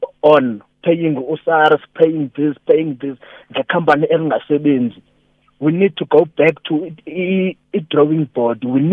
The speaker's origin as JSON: {"language": "English", "town": "Adelaide", "region": "Eastern Cape", "country": "South Africa", "moved": "yes", "said": "back home, I'm from Adelaide in the Eastern Cape."}